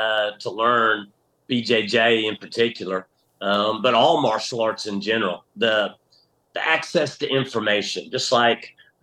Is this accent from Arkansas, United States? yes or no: yes; Little Rock, Arkansas, United States; also born or lived in Thunder Bay, Ontario, Canada / Green Bay, Wisconsin; when I was about 6 years old, we moved to Little Rock, Arkansas. And so yeah, I've been here in Central Arkansas my whole life.